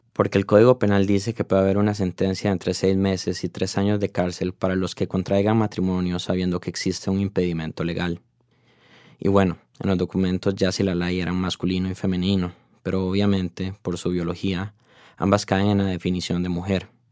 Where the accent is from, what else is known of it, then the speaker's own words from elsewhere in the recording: Costa Rica; como tico que soy